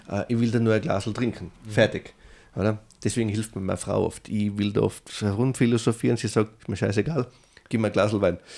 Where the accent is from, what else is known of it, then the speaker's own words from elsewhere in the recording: Tyrol, Austria; moved away as an adult; now in New York, United States; Ich bin immer ein Tiroler